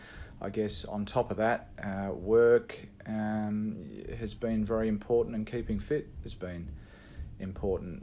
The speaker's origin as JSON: {"language": "English", "town": "Perth", "region": "Western Australia", "country": "Australia", "tie": "born or raised there", "also_born_or_lived": "England / Sydney", "said": "I'm English born. I came to Australia when I was 8 years of age"}